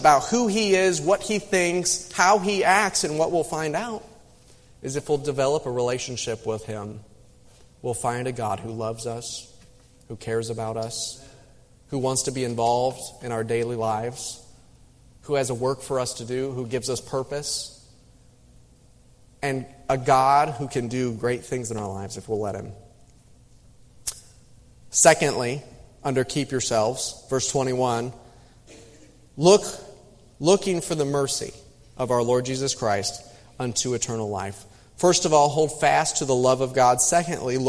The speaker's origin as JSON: {"language": "English", "region": "Midwest", "country": "United States", "tie": "born or raised there", "moved": "yes", "said": "I grew up in the Midwest"}